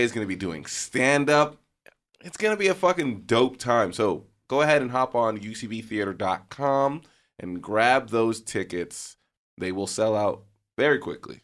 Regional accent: New York, United States; now in Los Angeles, United States; I'm from New York

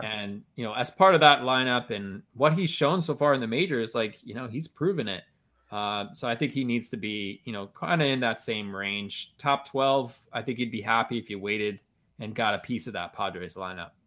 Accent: Maryland, United States; my home state of Maryland

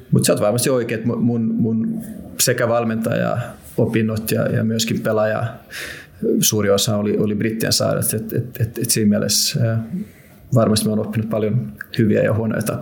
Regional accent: Finland; kun mä tulin Suomesta sinne, se, se miten, ne, ne, ne, ne, miten meitä kohdeltiin

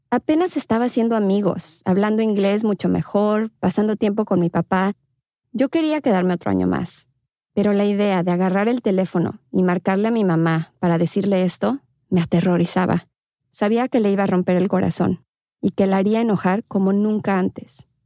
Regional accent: León, Guanajuato, Mexico; also born or lived in Querétaro; tengo 28 años. En León hice

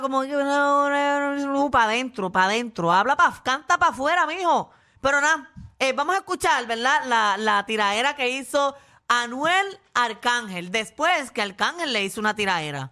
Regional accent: Puerto Rico; somos los boricuas

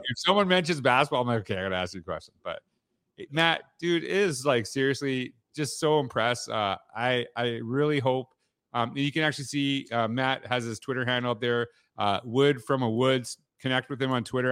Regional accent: Canada; growing up in Canada

